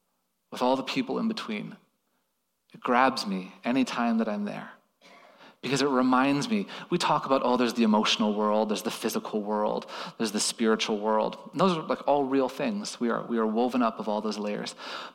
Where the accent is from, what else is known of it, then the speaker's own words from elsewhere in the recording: Toronto, Ontario, Canada; moved away as an adult; now in Thailand; my home nation. I'm from Toronto. It's been hard to be away from Toronto lately.